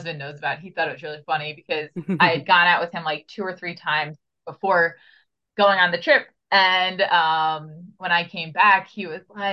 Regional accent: Long Island, New York, United States; I'm from New York in the US, not the city, Long Island

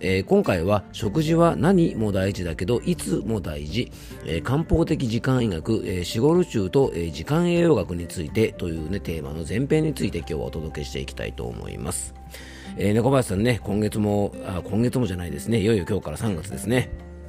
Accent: Yamanashi, Japan; YBS ラジオというねこちらもあの僕の地元のラジオ局

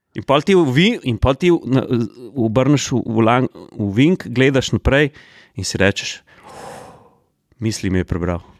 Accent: Slovenia; Slovenci smo

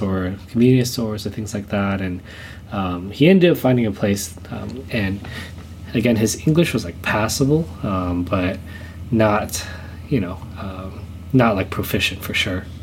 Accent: Southern California, United States; I was born here in the states. I was born in um, in Southern California

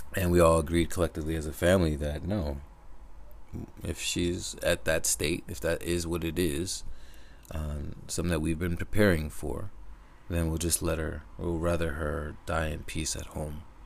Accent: Connecticut, United States; I live in Connecticut, for those who don't know. And, or I grew up in Connecticut

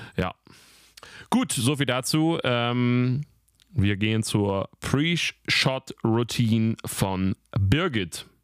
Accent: near Weimar, Thuringia, Germany; moved away; Weimar, meine, meine alte Heimat fast

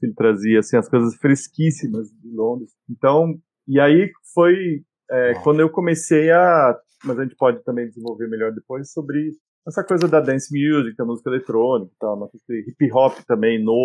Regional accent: Brazil; also born or lived in England; Eu nasci na Inglaterra e com dois anos a família se mudou para o Brasil.

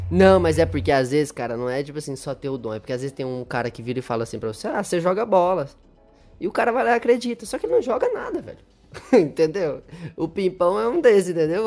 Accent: Palmas, Tocantins, Brazil; moved away; also born or lived in Goiânia, Goiás, Brazil; nasci em Goiânia, voltei para lá, que foi onde a gente se conheceu, e hoje voltei para Palmas, que é onde eu morava depois que eu fui embora de Goiânia quando eu nasci

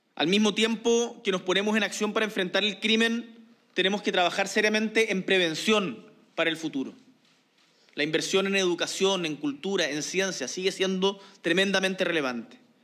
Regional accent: Chile; chilenos y chilenas

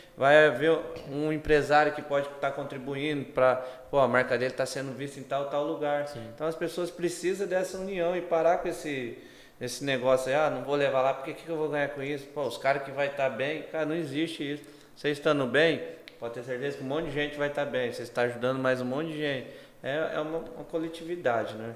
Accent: Brazil; eu sou brasileiro

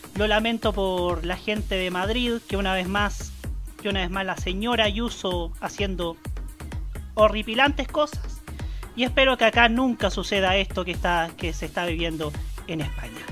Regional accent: Concepción, Biobío, Chile; nací y criado lamentablemente en Concepción

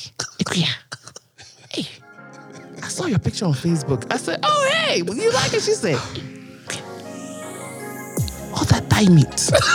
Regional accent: Ghana; moved away; I am from Ghana.

